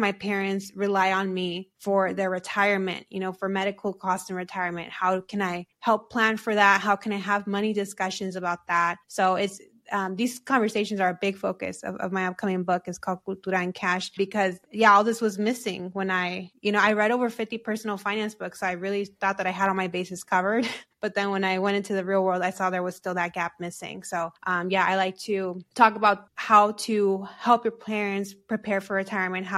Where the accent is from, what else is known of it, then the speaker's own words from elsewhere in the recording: United States; we're also American